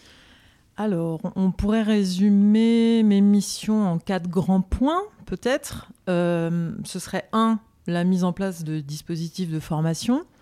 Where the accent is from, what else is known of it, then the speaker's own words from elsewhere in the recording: Paris, Île-de-France, France; je suis originaire de Paris